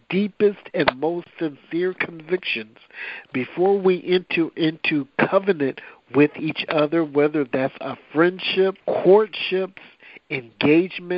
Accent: Rock Island, Illinois, United States; also born or lived in Quincy, Illinois / Davenport, Iowa; now in Wichita, United States; I was born in Quincy, Illinois, and raised in what is called the Quad Cities, which is like Rock Island, Illinois, and Davenport, Iowa

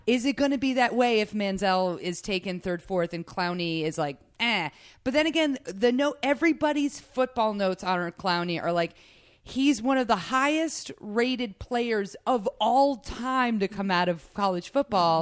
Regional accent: Rhode Island, United States; also born or lived in New York; now in Los Angeles, United States; growing up in Rhode Island, everyone was wicked

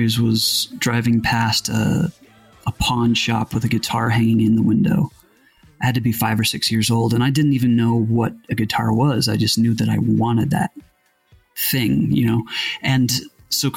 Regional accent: Utah, United States; where I grew up in Utah

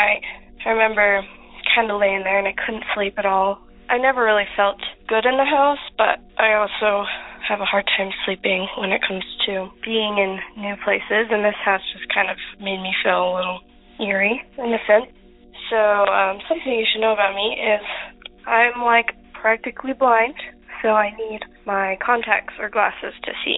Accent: Utah, United States; We're from Utah

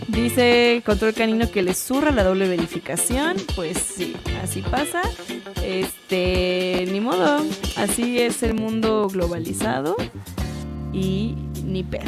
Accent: Guadalajara, Jalisco, Mexico; yo que soy de Guadalajara, de Jalisco

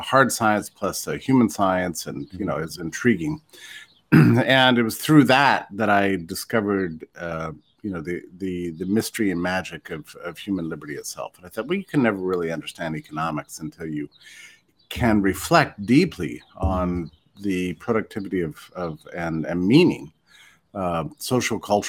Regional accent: West Texas, United States; I was raised in Texas and West Texas.

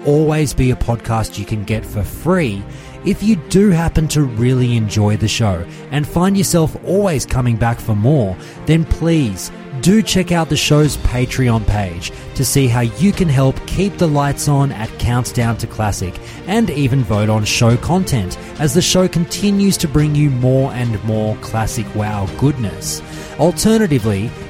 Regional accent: Australia; I'm an Australian

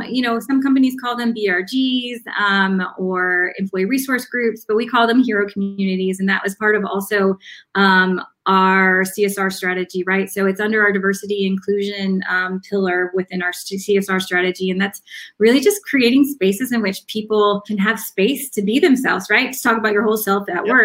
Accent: the South, United States; I'm I'm from the South. I um, I had a very strong accent.

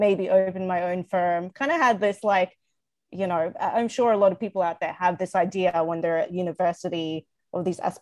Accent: Australia; moved away as an adult; now in Canada; I moved to Canada in 2014 from Australia. So I grew up in Australia

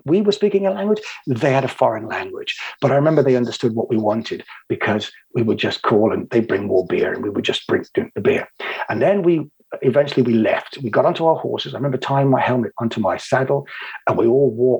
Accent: England, United Kingdom; also born or lived in Cotswolds / Israel / United States; I'm an Englishman

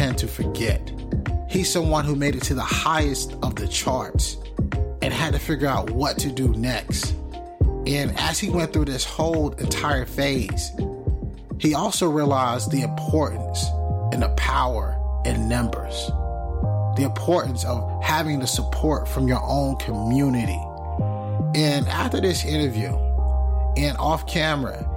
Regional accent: North Carolina, United States; I'm from North Carolina

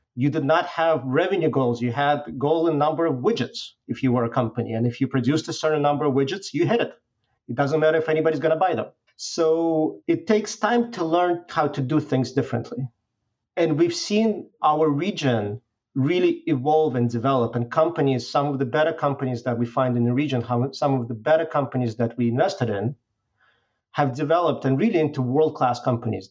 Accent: Belarus; moved away; originally I'm from Belarus.

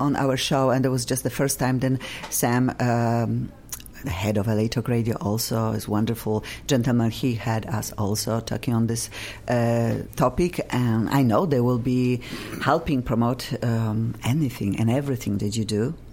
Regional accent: Poland; English is a second language; now in Los Angeles, United States; I'm from Poland and I will never lose my accent

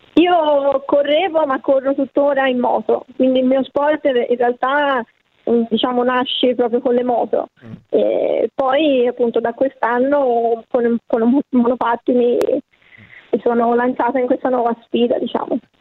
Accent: Florence, Tuscany, Italy; io sono di Firenze

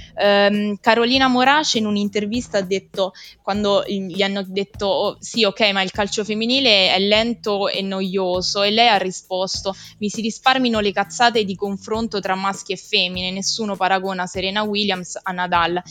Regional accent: Rieti, Lazio, Italy; moved away as an adult; now in Fabriano, Italy; Vengo da Rieti, che è il centro geografico di, d'Italia

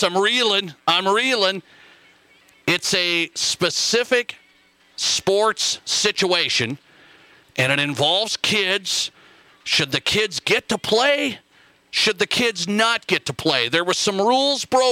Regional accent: Montana, United States; moved away; My home state of Montana

